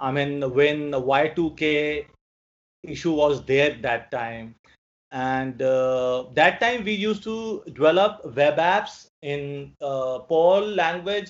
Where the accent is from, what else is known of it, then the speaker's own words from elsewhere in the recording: New Delhi, Delhi, India; I'm from New Delhi, India